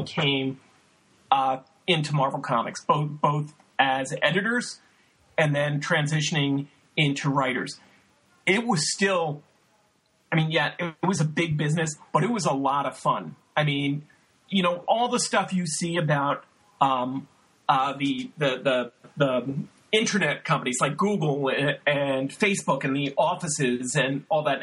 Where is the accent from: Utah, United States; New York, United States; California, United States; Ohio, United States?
New York, United States; New York City; I grew up in Brooklyn